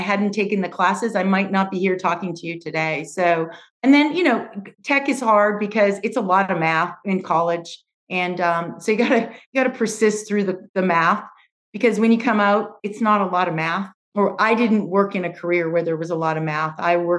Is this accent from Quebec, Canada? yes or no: no; Edmonton, Alberta, Canada; accent: Canadian; I was born and raised in Canada, in Edmonton, Alberta. And some people know that, but not too many because I've adapted my accent. I no longer have my Canadian accent